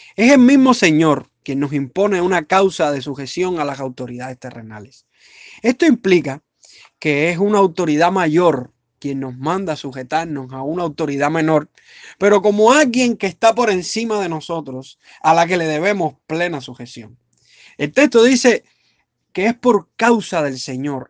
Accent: Cuba; soy cubano igual que usted

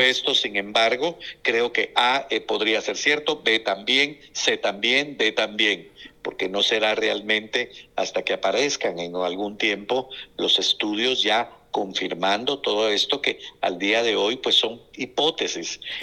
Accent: Guatemala; como guatemalteco

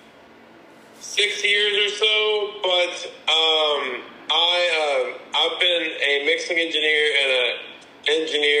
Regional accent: the Carolinas, United States; now in Charlotte, United States; I am from the Carolinas. I'm in based in Charlotte.

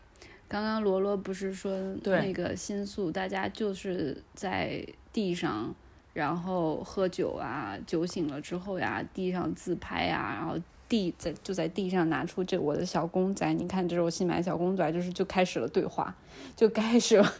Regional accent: South Korea; 那就是我们亚洲人，呃，东亚，那就是我们韩国人也是这样的，那就是韩国跟中国人特有的。

